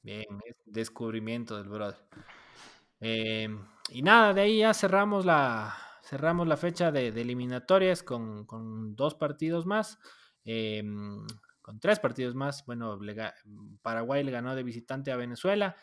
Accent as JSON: {"language": "Spanish", "country": "Ecuador", "tie": "born or raised there", "said": "gracias por parirme ecuatoriano"}